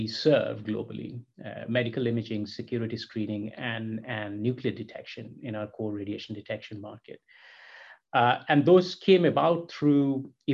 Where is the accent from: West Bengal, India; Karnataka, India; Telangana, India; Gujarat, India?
West Bengal, India; Kolkata; moved away; I was born and brought up in Calcutta in India